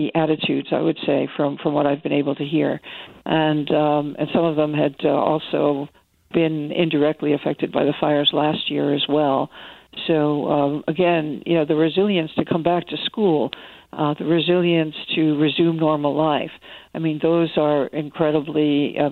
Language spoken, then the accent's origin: English; New York, United States; I'm a New Yorker. I come from a long line of easily frustrated people